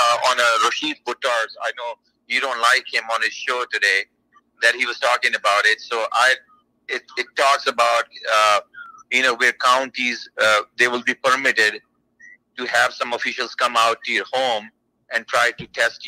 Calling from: California, United States; I'm calling from California

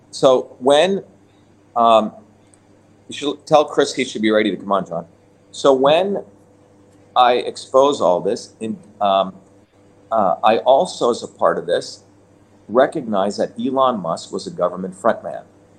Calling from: Italy; So, again, everyone, I'm speaking from Italy. It's close to 2 a.m. here, so I'm a little bit tired.

